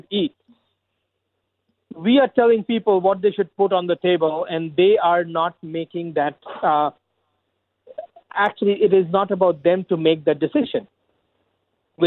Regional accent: India; moved away as an adult; now in Scarborough, Canada; I immigrated here 18 years ago from India.

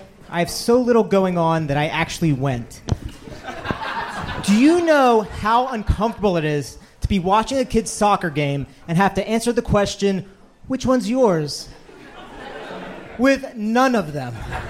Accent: Pittsburgh, Pennsylvania, United States

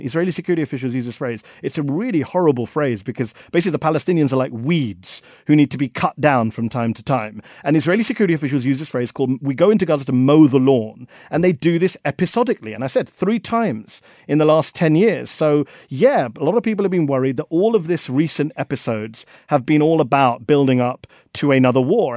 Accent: India; I'm from India.

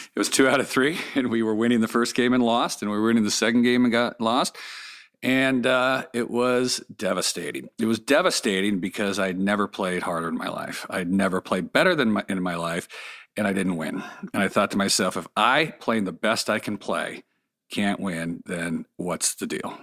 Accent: Los Angeles, California, United States; I grew up here in Pacific Palisades, just sort of south of where we are in Malibu

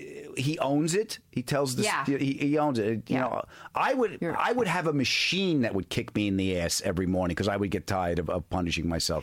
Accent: New York, United States; the dysfunction of what I grew up in. You know, 8 million people on a 26-mile island in New York.

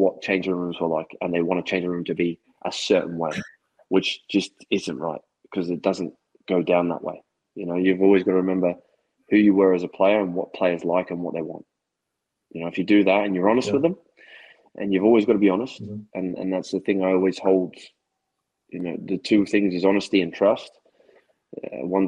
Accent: Australia; also born or lived in Scotland

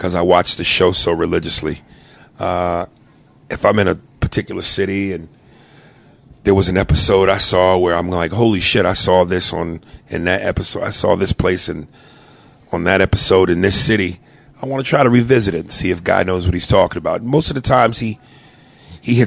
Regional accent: New York, United States; I'm a New Yorker

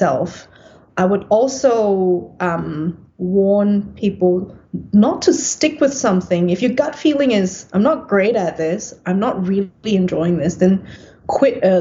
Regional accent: Singapore; also born or lived in Perth, Australia; now in Melbourne, Australia; growing up in Singapore

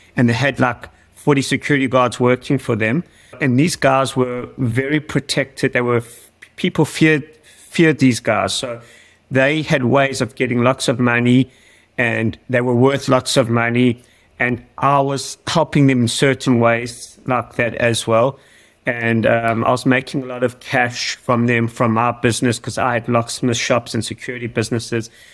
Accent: Johannesburg, Gauteng, South Africa; now in Australia; I was born in South Africa, in Johannesburg. I was born in 1979 and I was brought up in a neighborhood that was a pretty rough neighborhood.

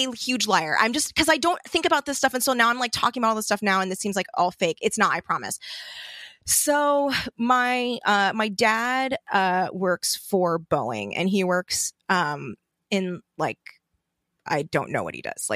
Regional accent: Torrance, California, United States; I grew up in Torrance, which okay. for people not familiar, it's just a suburb outside of LA.

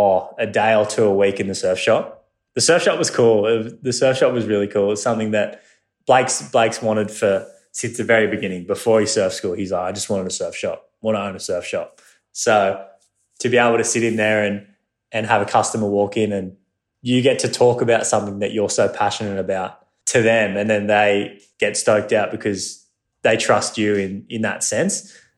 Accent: Australia; One of my mates, I got home after Hawaii, and one of my mates, you know, as Australian culture, you know, it's very humbling

